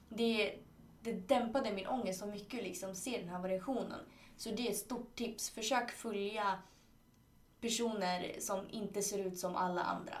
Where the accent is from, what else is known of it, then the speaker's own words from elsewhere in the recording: Chile; now in Sweden; i Chile då som är mitt hemland